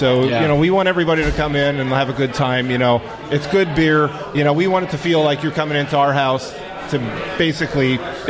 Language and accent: English; Philadelphia, Pennsylvania, United States; moved away; I'm a Philly guy. I'm actually from Pennsylvania.